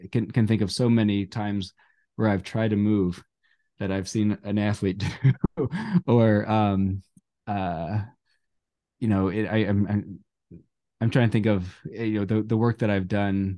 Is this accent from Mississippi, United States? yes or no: no; Cincinnati, Ohio, United States; I think where I grew up in Cincinnati, just out of Cincinnati, we had a really great radio station out of Miami University.